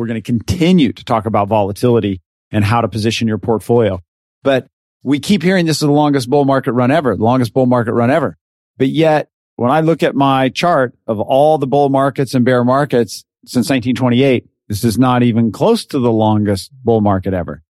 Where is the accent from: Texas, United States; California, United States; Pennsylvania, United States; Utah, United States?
Utah, United States; Richfield; now in San Diego, United States; I was born and raised in Richfield, Utah, and small town